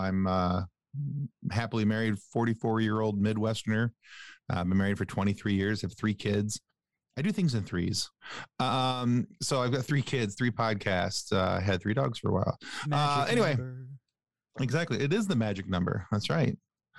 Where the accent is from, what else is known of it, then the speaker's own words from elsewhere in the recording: Ireland; I'm Irish though, and I love to talk.